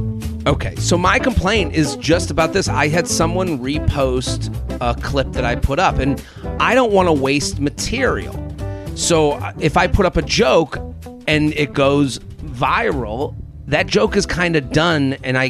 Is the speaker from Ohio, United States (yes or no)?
no; Needham, Massachusetts, United States; like I'm from Needham, which is outside of Boston.